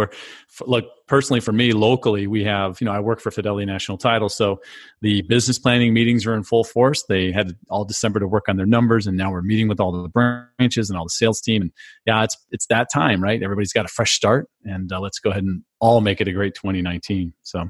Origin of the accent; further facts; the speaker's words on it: California, United States; also born or lived in Phoenix; now in Florida, United States; I grew up in California, lived in Phoenix.